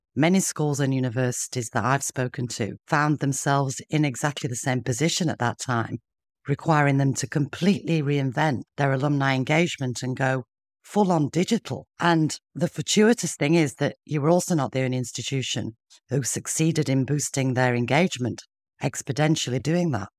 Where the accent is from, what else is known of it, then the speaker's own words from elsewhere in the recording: Sheffield, Yorkshire and the Humber, United Kingdom; accent: northern; I'm from the north myself, as you can probably hear in my accent, and growing up in Yorkshire, in, in Sheffield